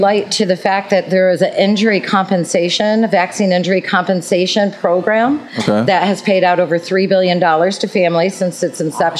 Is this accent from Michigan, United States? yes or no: yes; Michigan, United States; I'm from Michigan.